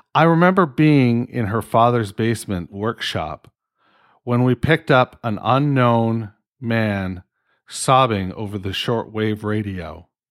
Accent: Canada; I'm fucking Canadian

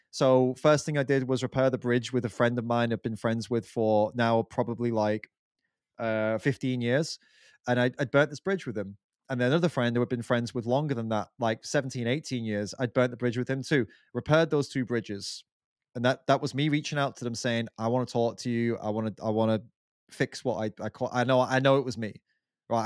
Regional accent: England, United Kingdom; we're both English

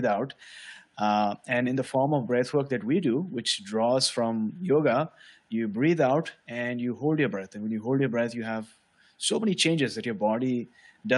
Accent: Mumbai, Maharashtra, India; I was born and brought up in Mumbai, which is a city on the west of India.

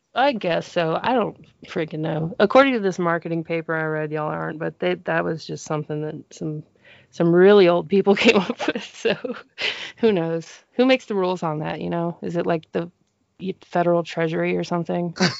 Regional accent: Denver, Colorado, United States; moved away as an adult; now in Monroe, United States; growing up in Denver, um, I would say the, my neighborhood population growing up, at least till I was like 12

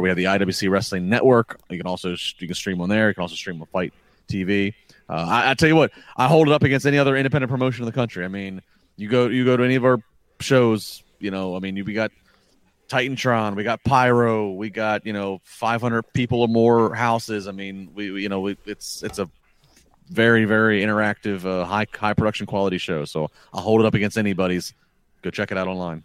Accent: United States; as an American fan

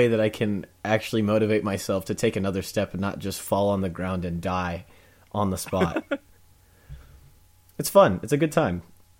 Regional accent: Olathe, Kansas, United States; my hometown of Olathe, Kansas

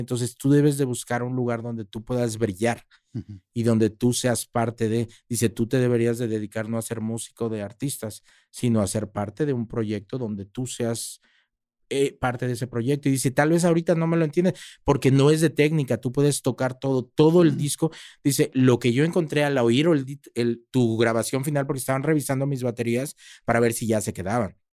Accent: Mexico; also born or lived in Monterrey / Mexico City; Yo soy latino, yo soy mexicano

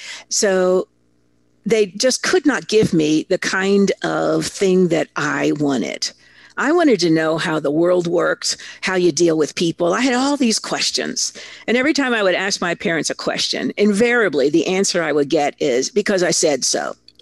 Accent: Italy; I grew up in Italy. My father was a big muckety-muck corporate executive, and he got a fabulous opportunity. So he moved me, my 2 sisters, my mother, to Italy before I was 6. So really, that's where I'm from.

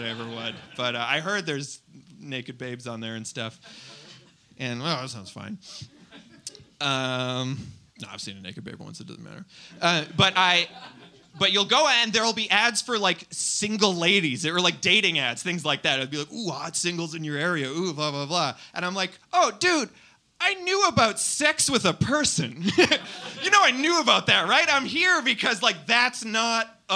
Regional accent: Winnipeg, Manitoba, Canada; now in Toronto, Canada; I'm from Winnipeg

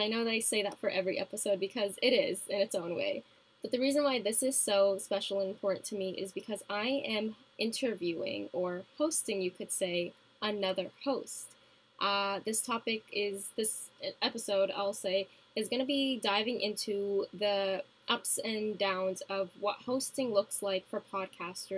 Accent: Canada; Canadian fellow here.

